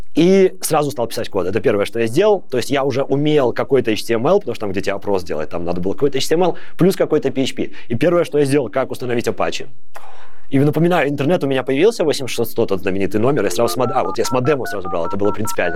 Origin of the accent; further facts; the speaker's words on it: Babruysk, Mogilev Region, Belarus; moved away as an adult; now in Netherlands; Я сам из Бобруйска. Я там не родился, но большую часть времени я там жил.